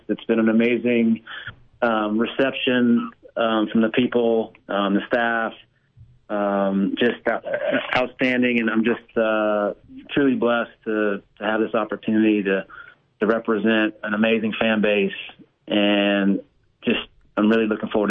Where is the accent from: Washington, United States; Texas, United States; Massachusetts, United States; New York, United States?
Texas, United States; but you wouldn't know that I'm from Texas, I guess, by the accent.